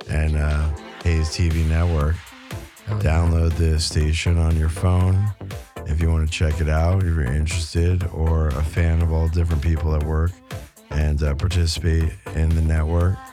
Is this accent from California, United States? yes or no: no; New York, United States; growing up in New York and then coming out of Cali